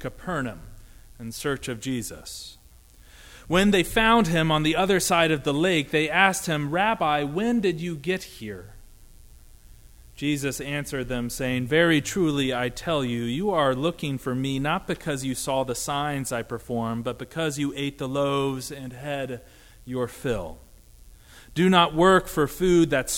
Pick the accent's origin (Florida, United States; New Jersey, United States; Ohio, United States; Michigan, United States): Ohio, United States; Dayton; my hometown of Dayton, Ohio